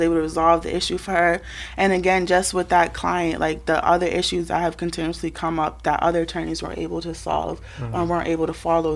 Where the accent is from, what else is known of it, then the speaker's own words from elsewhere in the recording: Boston, Massachusetts, United States; I'm from Boston. I grew up in Mission